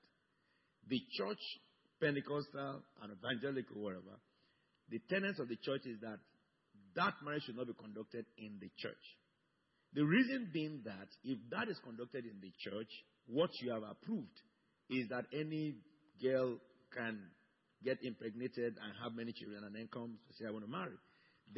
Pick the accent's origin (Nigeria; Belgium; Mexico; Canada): Nigeria; Lagos; I came from Yoruba tribe. And my wife was born in my own town, in my own street.